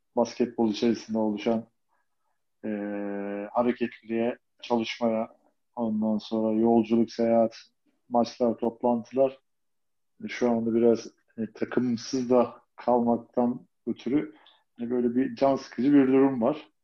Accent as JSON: {"language": "Turkish", "region": "Istanbul", "country": "Turkey", "tie": "born or raised there", "said": "Fatih'te, Çarşamba diye geçiyor zaten orası"}